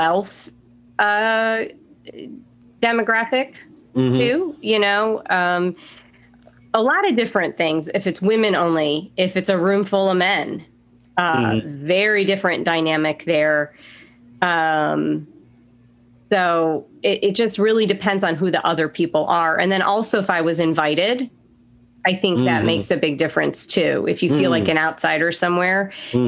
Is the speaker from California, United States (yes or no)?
no; New York, United States; now in Southern United States; I'm from, you know, New York. I grew up in a diverse area